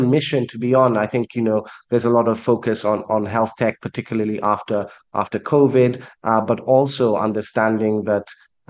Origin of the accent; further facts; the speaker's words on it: Kenya; As a Kenyan myself, I know the impact it can have.